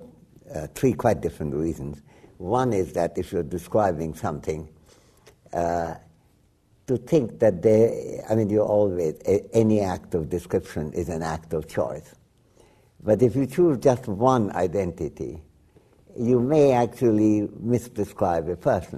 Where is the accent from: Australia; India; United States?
India; West Bengal; first language Bengali; English is a second language; moved away; also born or lived in Dhaka, Bangladesh; as an Indian, I was being schooled in British India. And in Bengal, where I come from